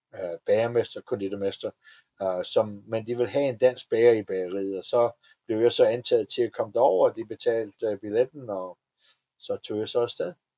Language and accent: Danish; Denmark; moved away as an adult; also born or lived in Atlanta, United States / Florida, United States; now in Las Vegas, United States; Danmark er mit hjem, og jeg er ja. stadigvæk dansk statsborger